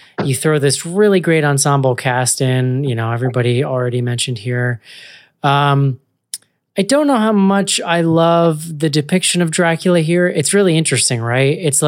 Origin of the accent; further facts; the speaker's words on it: Ireland; Dirty people, John. I'm Irish. I can say that.